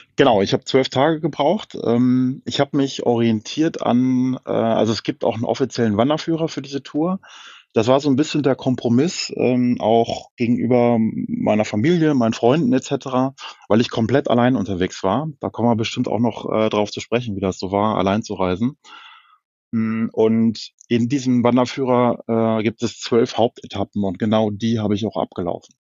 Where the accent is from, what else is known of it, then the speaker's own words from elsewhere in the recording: Hanover, Lower Saxony, Germany; ich komme aus Norddeutschland, aus Hannover